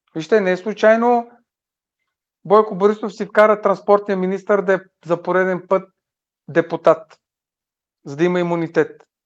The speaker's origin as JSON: {"language": "Bulgarian", "country": "Bulgaria", "said": "като българи"}